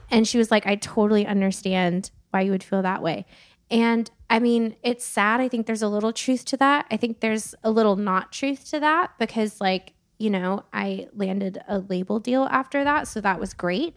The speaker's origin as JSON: {"language": "English", "town": "Santa Barbara", "region": "California", "country": "United States", "tie": "born or raised there", "moved": "as an adult", "lives_now": "Nashville, United States", "said": "born and raised in Santa Barbara, California"}